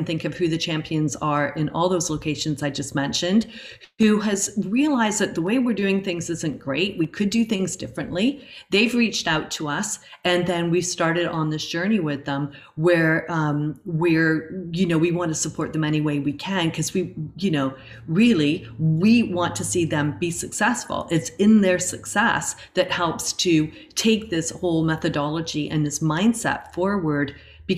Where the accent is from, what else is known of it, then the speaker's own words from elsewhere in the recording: Chatham, South East England, United Kingdom; now in Canada; The city of Chatham, which it's just funny because that's my hometown, where I was born in England actually, but it was where I went to school